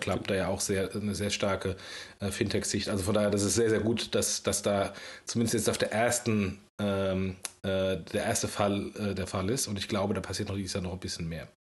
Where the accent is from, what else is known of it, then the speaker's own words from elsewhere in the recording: Germany; unserer deutschen Kultur